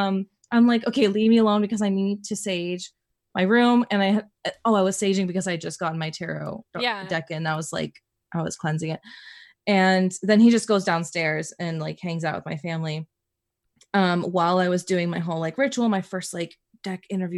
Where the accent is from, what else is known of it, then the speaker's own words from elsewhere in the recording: Dominican Republic; now in United States; I immigrated from Dominican Republic, and mm-hmm, really just in the States, it's me, my parents, my sister.